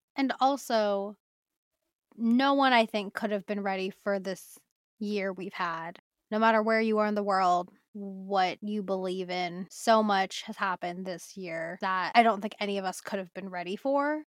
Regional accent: Bay Area, California, United States; I grew up in the Bay Area, went to U C R for college

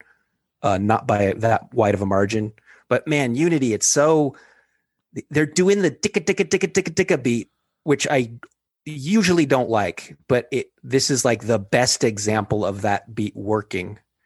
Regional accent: West Coast, United States; I'm from the West Coast

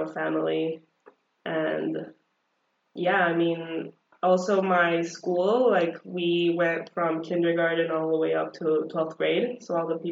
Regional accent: El Salvador; first language Spanish; English is a second language; now in United States; I was born and raised in El Salvador.

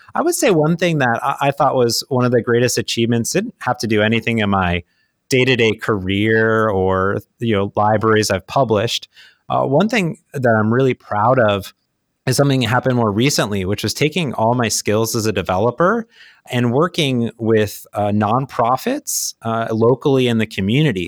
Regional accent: Midwest, United States; also born or lived in Phoenix; now in Seattle, United States; I grew up in the Midwest

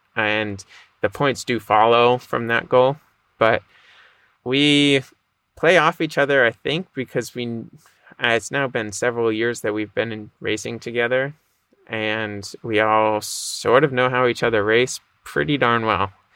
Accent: Boston, Massachusetts, United States; I grew up in the Boston area, a little north of Boston.

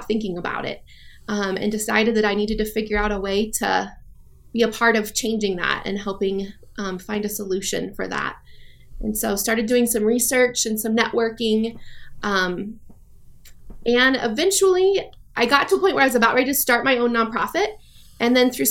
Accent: Longmont, Colorado, United States; also born or lived in Kosovo / Afghanistan; Grew up in Longmont

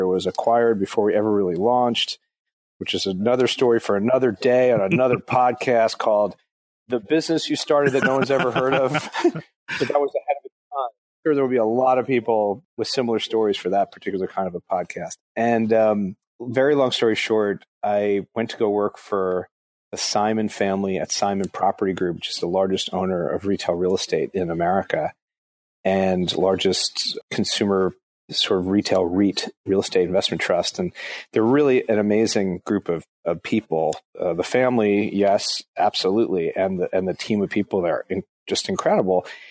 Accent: Englewood, New Jersey, United States; moved away; also born or lived in Atlanta; I grew up in New Jersey, in Englewood, New Jersey

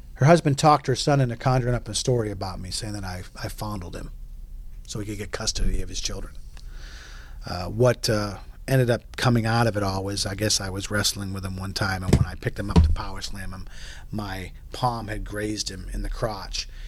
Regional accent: New England, United States; moved away as an adult; also born or lived in Texas / Oklahoma City / Pensacola; I come from New England and we're cocky, we're arrogant and confident

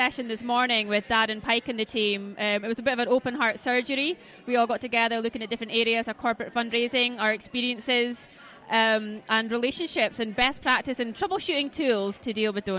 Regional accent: Aberdeen, Scotland, United Kingdom; I am from the Granite City, Aberdeen.

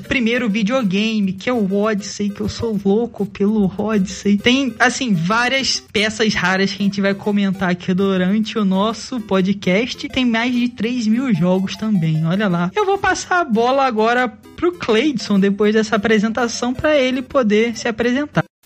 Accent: Rio de Janeiro, Brazil; Eu sou do Rio

